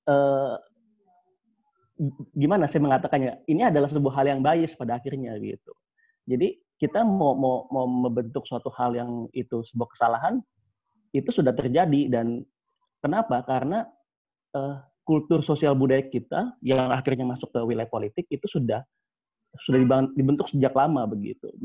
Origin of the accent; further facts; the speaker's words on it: Java, Indonesia; misalnya saya orang Jawa